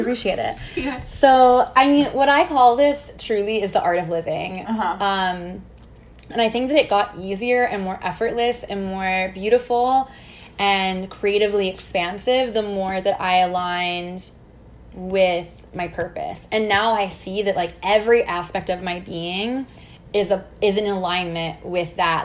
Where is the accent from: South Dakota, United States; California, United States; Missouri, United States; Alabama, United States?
Missouri, United States; I grew up in the Midwest in Missouri, kind of in a small town